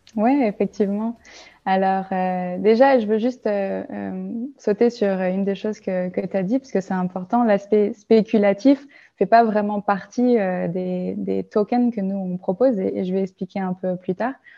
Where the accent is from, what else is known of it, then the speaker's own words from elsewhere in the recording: France; moved away as an adult; now in Germany; je suis née en France, j'ai grandi en France